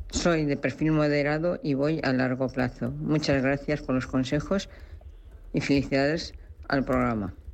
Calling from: Valencia, Valencian Community, Spain; de Valencia.

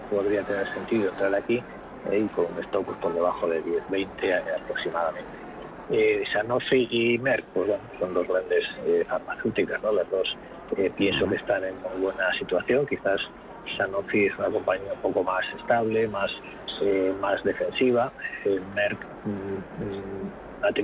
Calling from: Madrid, Community of Madrid, Spain; Hola, buenas tardes. … de Madrid.

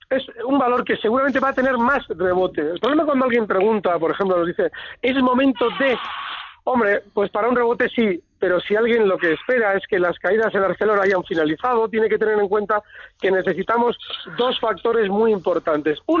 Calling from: Madrid, Community of Madrid, Spain; de Madrid.

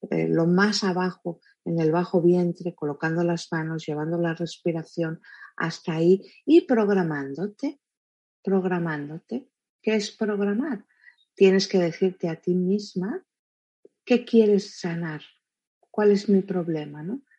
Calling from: Paso Grande, Guanajuato, Mexico; soy de Paso Grande, Guanajuato, México

